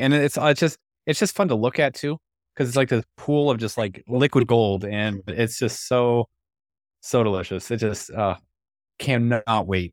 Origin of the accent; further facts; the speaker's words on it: San Diego, California, United States; I was born out here